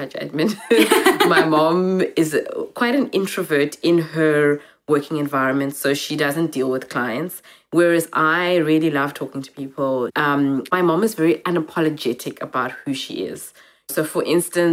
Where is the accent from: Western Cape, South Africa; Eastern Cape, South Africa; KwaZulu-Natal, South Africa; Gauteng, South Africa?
Western Cape, South Africa; Cape Town; also born or lived in Zimbabwe; growing up in Cape Town